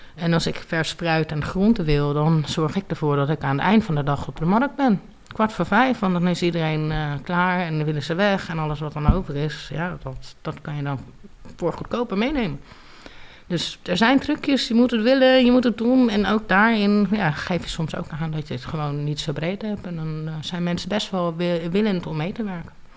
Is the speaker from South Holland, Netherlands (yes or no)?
yes; Leiden, South Holland, Netherlands; also born or lived in Groningen / United States / Dominican Republic / Portugal; ik ben geboren in Groningen. Eh, ik ben op mijn vijfde naar Leiden verhuisd samen met mijn moeder en met mijn vader. En eigenlijk heb ik eh, sindsdien in Leiden gewoond.